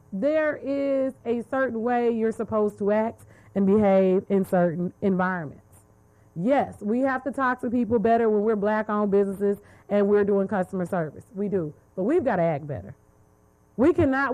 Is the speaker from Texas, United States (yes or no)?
yes; Dallas, Texas, United States; I'm from Dallas